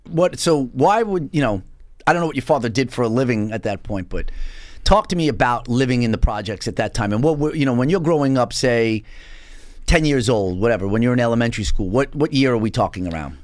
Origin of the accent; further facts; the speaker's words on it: New York City, New York, United States; moved away; I was originally from Bensonhurst